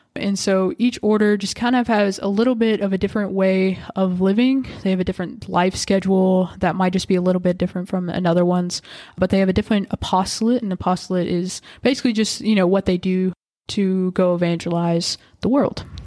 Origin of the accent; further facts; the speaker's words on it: Whitesville, Kentucky, United States; moved away as an adult; now in Owensboro, United States; I'm originally from Whitesville